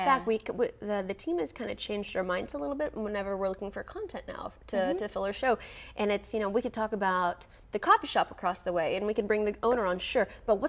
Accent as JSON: {"language": "English", "town": "Grand Prairie", "region": "Texas", "country": "United States", "tie": "born or raised there", "also_born_or_lived": "San Antonio", "said": "I'm from Grand Prairie. Like, I'm originally from North Texas, and a lot of people think I'm from San Antonio."}